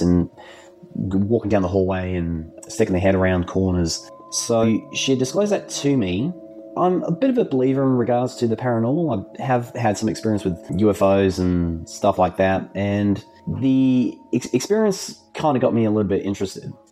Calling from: Adelaide, South Australia, Australia; also born or lived in Gawler, South Australia; I'm calling from Adelaide in South Australia

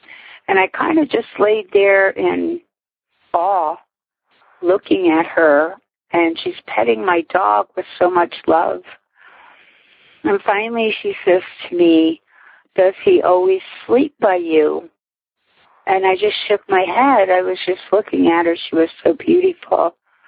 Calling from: Whitehall, Pennsylvania, United States; I'm calling from Whitehall, PA

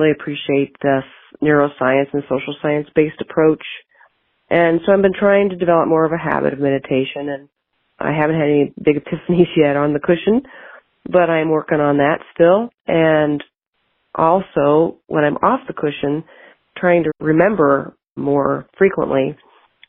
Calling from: Montana, United States; I'm calling from Montana.

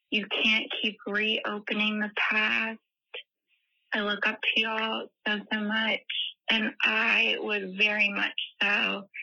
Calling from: Michigan, United States; Hey, Tish and Brandi. … I'm from Michigan.

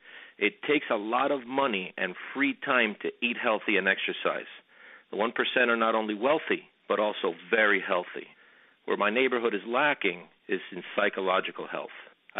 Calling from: Miami Beach, Florida, United States; I'm calling from Miami Beach. I live in a wealthy area.

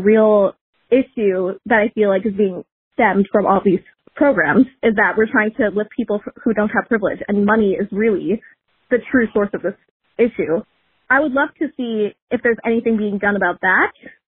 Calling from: Tennessee, United States; I'm calling from Tennessee. And I am Indian American.

